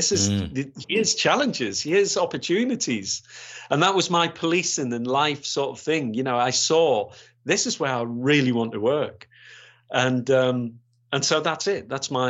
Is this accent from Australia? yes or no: no; Yorkshire and the Humber, United Kingdom; because I come from West Yorkshire following the riots there